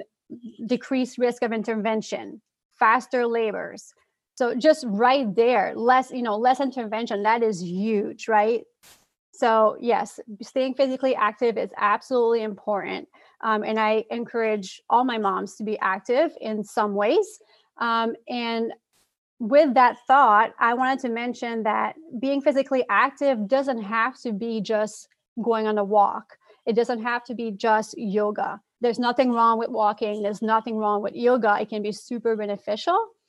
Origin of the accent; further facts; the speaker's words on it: Quebec City, Quebec, Canada; accent: French; first language French; English is a second language; moved away; I am actually originally from Quebec City, Canada. So if you hear my French accent, it's because my first language is French